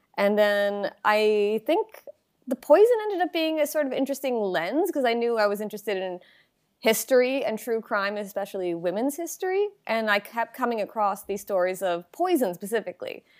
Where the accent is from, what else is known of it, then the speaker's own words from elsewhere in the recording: Long Island, New York, United States; moved away; also born or lived in Baltimore, Maryland; I'm originally from Long Island, New York